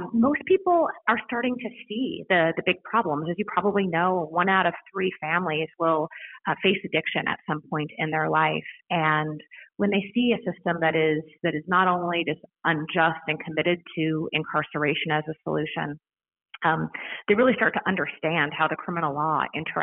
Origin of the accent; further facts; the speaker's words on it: Maricopa County, Arizona, United States; moved away as an adult; also born or lived in Chicago; I was born right here in Maricopa County, and I chose this place to raise my family.